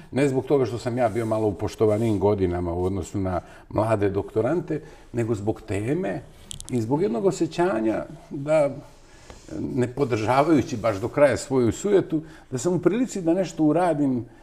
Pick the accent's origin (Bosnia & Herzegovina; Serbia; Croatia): Serbia; Novi Sad, Vojvodina; ja sam odrastao i rođen u onom istočnom delu bivše socijalističke federativne republike Jugoslavije. Rođen sam u Novom Sadu